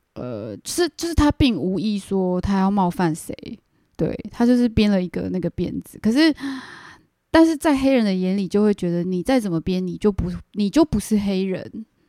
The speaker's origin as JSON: {"language": "Chinese", "country": "Taiwan", "also_born_or_lived": "Canada", "said": "我是嗯。真，真正的台湾人"}